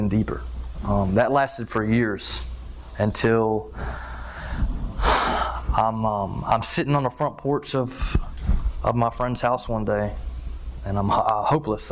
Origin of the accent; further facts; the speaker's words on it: Florence, South Carolina, United States; also born or lived in Texas; I was born in Texas, but I was raised in South Carolina in Florence